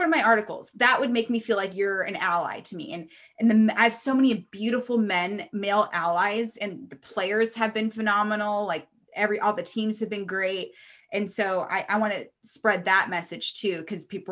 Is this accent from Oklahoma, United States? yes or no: no; Reno, Nevada, United States; I'm from Reno, it's a small town.